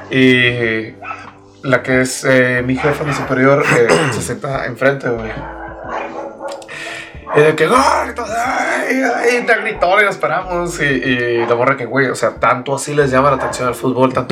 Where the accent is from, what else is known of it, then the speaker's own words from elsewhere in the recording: Mexico; Yo estoy siendo un mal mexicano entonces, güey.